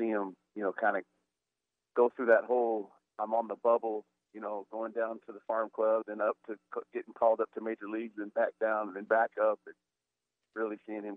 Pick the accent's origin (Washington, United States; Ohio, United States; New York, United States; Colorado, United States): Colorado, United States; Dolores; growing up in Colorado, it was just a really amazing family relationship, family-oriented place